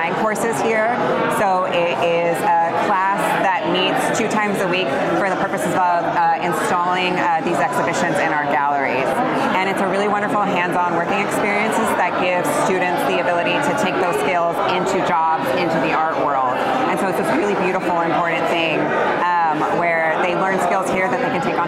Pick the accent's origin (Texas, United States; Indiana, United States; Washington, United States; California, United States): California, United States; Orange County; I grew up here in Orange County